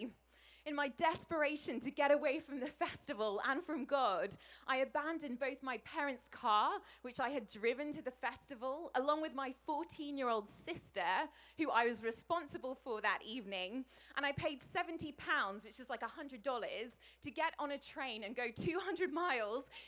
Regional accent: England, United Kingdom; as an English person. We don't get a lot of sunshine where I come from

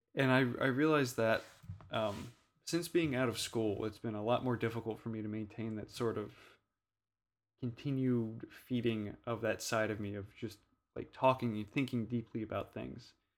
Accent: Louisiana, United States; growing up in Louisiana

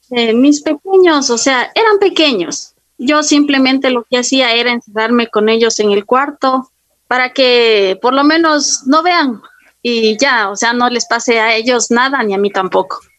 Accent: Quito, Pichincha, Ecuador; yo soy de Quito

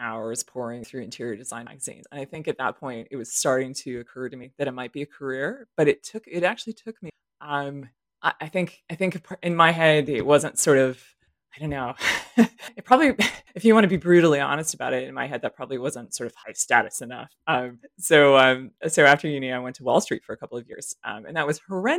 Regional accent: Berkeley, California, United States; I grew up in a neighborhood, I'm from California originally and from Berkeley, that's sort of outside of San Francisco

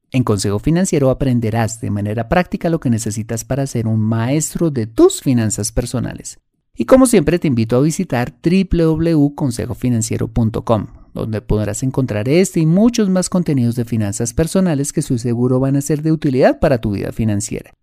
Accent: Colombia

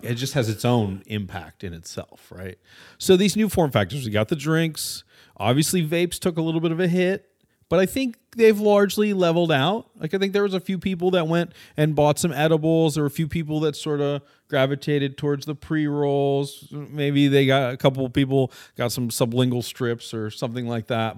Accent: Orange County, California, United States; also born or lived in West Los Angeles, California; I'm from Orange County, which is actually not that liberal

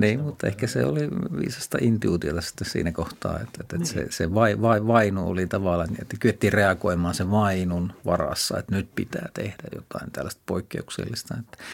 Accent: Kuopio, North Savo, Finland; mä menin pienenä poikana Kuopiossa torin vieressä olevaan paikalliskauppaan

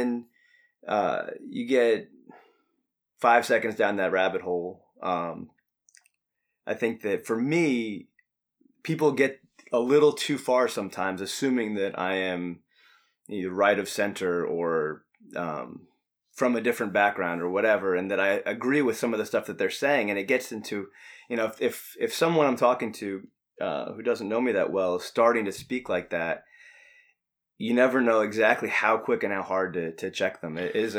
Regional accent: New York, United States; So I grew up in New York during the 90s, and those red colors, man, Michael killed us way too many times.

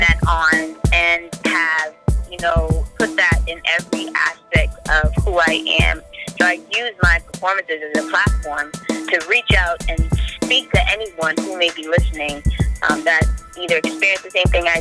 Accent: Boston, Massachusetts, United States; I was born here

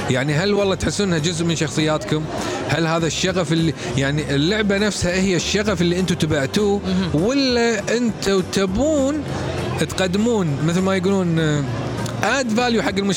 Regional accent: Kuwait; احنا كويتيين اوكي عندنا عائله عندنا ربع عندنا مطاعم عندنا شاليهات سفرات

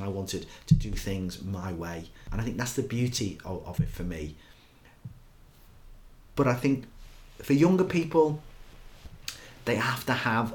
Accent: Liverpool, North West England, United Kingdom; I'm a Scouser

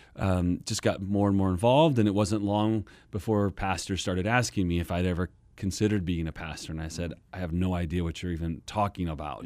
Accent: Kansas, United States; moved away as an adult; also born or lived in Texas; now in Phoenix, United States; Born and raised in Kansas

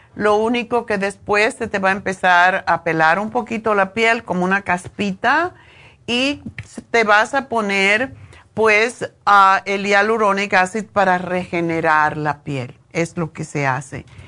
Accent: Cuba; now in Los Angeles, United States; Como cubanos

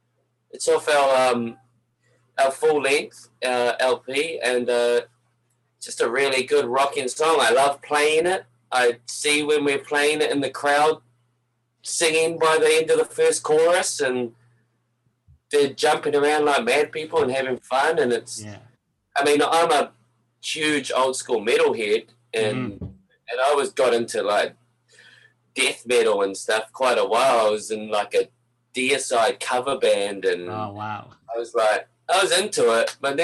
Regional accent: Napier, Hawke's Bay, New Zealand; now in Canada; Yeah, I'm from Napier, North Island, East Coast. Yeah. Oh, I lived here in Canada so long, my accent's a little warped.

